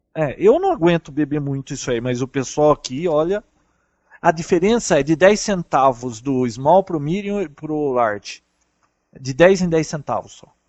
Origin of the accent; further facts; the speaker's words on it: Brazil; Sou do Brasil